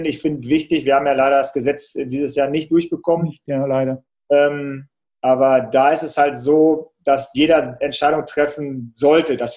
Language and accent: German; Salzkotten, North Rhine-Westphalia, Germany; Und in meinem Heimatort Salzkotten gibt es auch so einen kleinen Marathon